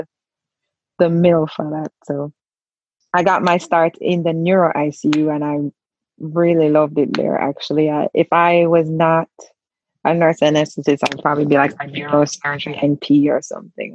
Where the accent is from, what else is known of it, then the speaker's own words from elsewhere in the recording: Jamaica; moved away as an adult; also born or lived in Maryland; now in United States; I am originally from Jamaica.